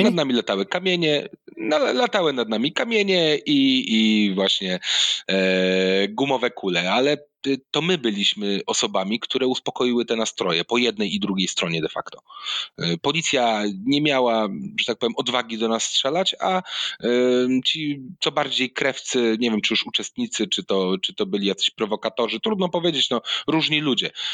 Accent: Gdynia, Pomeranian Voivodeship, Poland; also born or lived in Mosty; Ja oryginalnie nie pochodzę z Gdańska, pochodzę z y, Gdyni

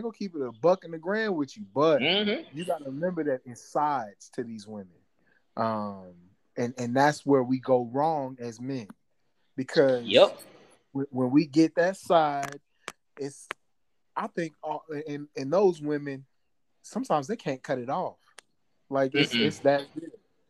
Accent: St. Louis, Missouri, United States; I'm from St. Louis.

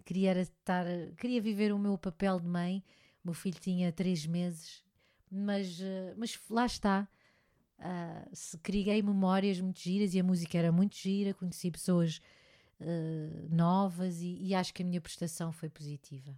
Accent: Portugal; eu gosto muito da minha terra também, gosto muito de cá estar e fazer e trabalhar cá

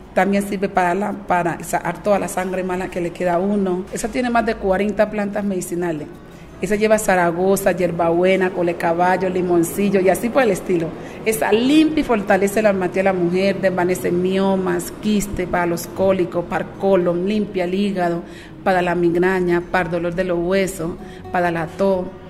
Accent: Guapi, Cauca, Colombia; moved away; oler el biche, es como estuviera en mi tierra

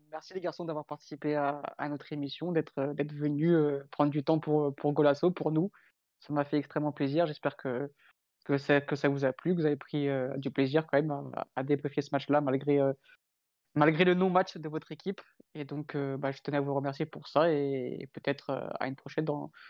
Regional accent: Paris, Île-de-France, France; Et, c'est vrai que moi, en tant que, en tant que parisien, je, suis en train de jubiler.

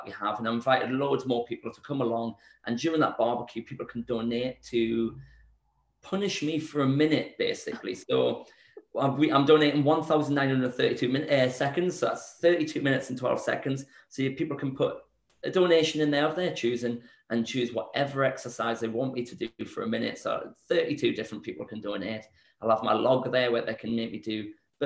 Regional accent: Newcastle upon Tyne, North East England, United Kingdom; moved away; back in my hometown in Newcastle

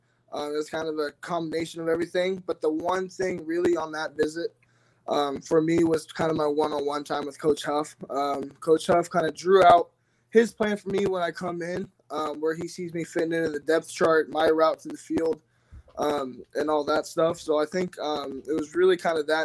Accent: Ferndale, Washington, United States; I'm from Ferndale, which has a rich Husky, you know, kind of legacy

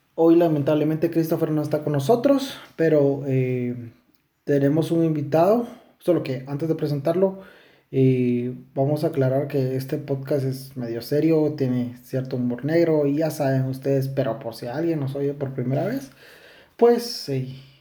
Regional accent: Guatemala; nosotros somos de Guatemala

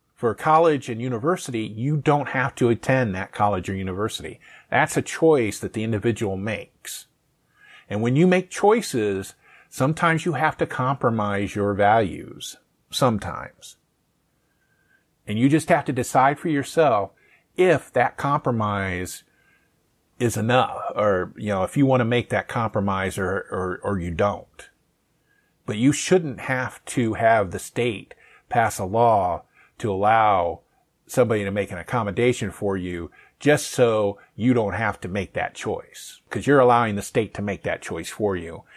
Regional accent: Findlay, Ohio, United States; my hometown, um, south of Toledo

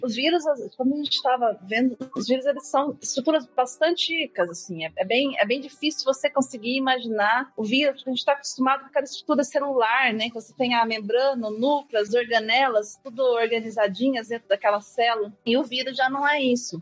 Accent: Botelhos, Minas Gerais, Brazil; moved away; eu sou mineira, eu sou de sou do, do sul de Minas, de Botelho, chama cidade, fica perto de Poço de Caldas

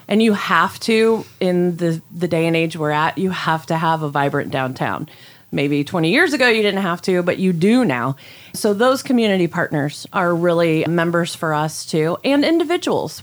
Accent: Gomer, Ohio, United States; I grew up in Gomer, Ohio, just right outside of Lima, of course. So I'm a Lima girl.

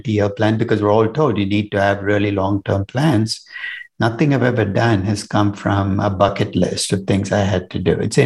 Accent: Chennai, Tamil Nadu, India; now in New York, United States; I was born in Chennai, which is in the south of India now. And I grew up in an India very different from the India you might visit today.

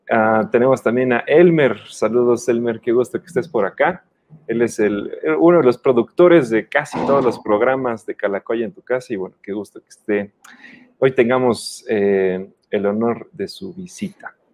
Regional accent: Mexico; había ganado México 4-1, bueno, pues eso nos da gusto, ¿no? Como mexicanos.

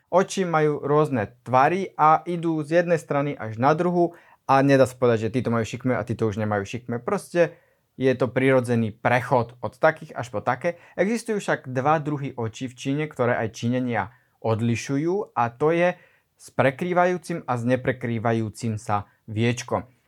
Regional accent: Slovakia

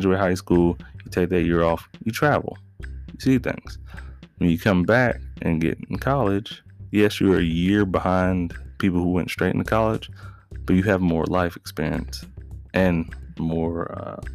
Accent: United States; growing up here as a black man in America, that I was really an American until I left America and then realized, oh, I'm an American

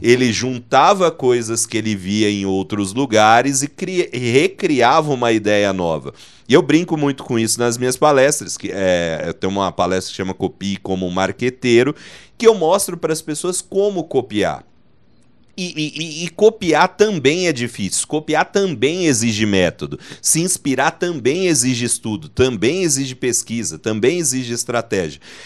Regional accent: Dracena, São Paulo, Brazil; eu sou de Dracena, né, no interior de São Paulo

